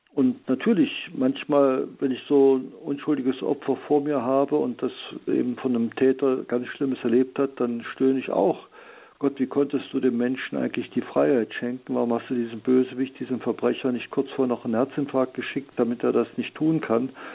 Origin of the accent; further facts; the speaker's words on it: Heilbad Heiligenstadt, Thuringia, Germany; meiner Heimatstadt Heiligenstadt im Eichsfeld